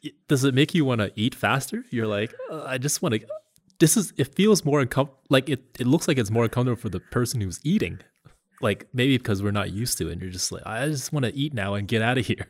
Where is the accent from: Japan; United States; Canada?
Canada; I told people that I was from Canada